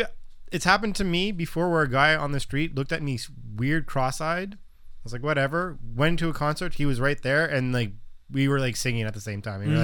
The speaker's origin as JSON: {"language": "English", "country": "Canada", "said": "being Canadian"}